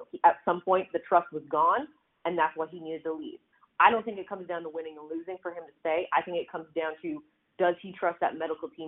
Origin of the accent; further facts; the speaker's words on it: Canada; now in United States; if anyone knows because I'm from Canada, it's